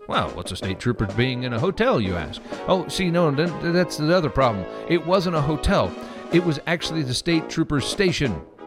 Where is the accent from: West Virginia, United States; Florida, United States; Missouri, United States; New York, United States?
Missouri, United States; moved away; also born or lived in Kansas City; I'm from Missouri originally